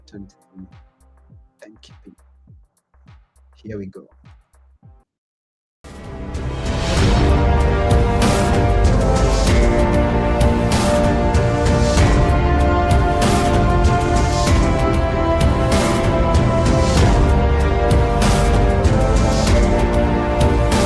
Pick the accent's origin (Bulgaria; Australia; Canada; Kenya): Kenya; now in Greece; where I come from Kenya